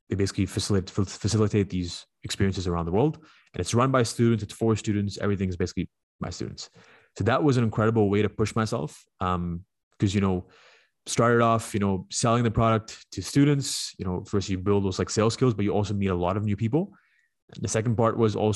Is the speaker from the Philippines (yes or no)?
no; Dubai, United Arab Emirates; let's say you're like you're from Vaughan and I say I'm from Dubai.